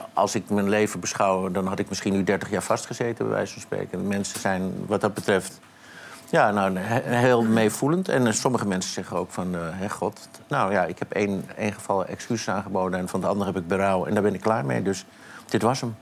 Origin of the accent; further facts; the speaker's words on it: Amsterdam, North Holland, Netherlands; ik ben opgegroeid in Amsterdam.